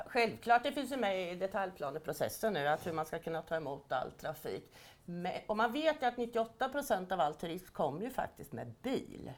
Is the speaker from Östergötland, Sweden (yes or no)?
yes; Östergötland, Sweden; accent: Östergötland dialect; det är väl ändå fantastiskt med vår dialekt, för vi skäms ju inte för den